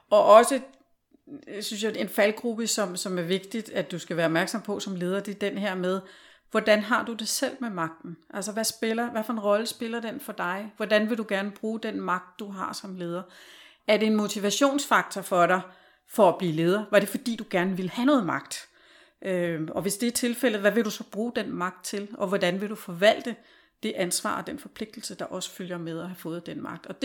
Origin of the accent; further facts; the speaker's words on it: Denmark; moved away; also born or lived in Norway; som dansker.